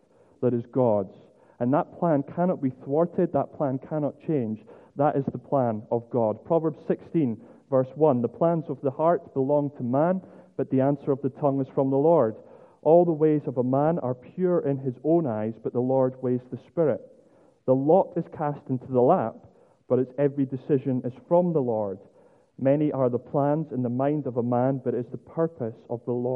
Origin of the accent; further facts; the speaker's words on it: Scotland, United Kingdom; as a Scotsman